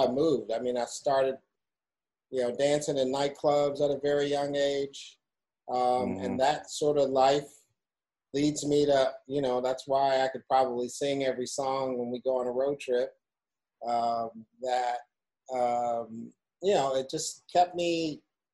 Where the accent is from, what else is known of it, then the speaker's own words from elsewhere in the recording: Chicago, Illinois, United States; I'm a Chicagoan. Like, I've been here for 50 years